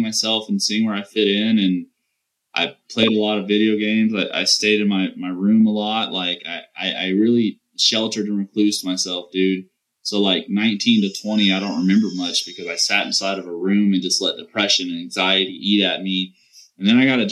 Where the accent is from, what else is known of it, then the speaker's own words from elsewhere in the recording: the South, Southern United States, United States; accent: southern twang; I have a little twang in my accent